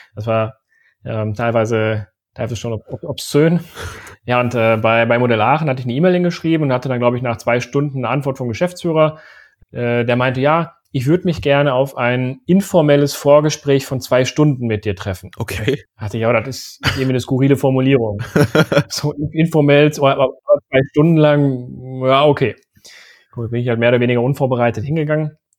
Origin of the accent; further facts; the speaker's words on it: Sauerland, North Rhine-Westphalia, Germany; moved away as an adult; also born or lived in Aachen; Ich komme eigentlich aus dem Sauerland.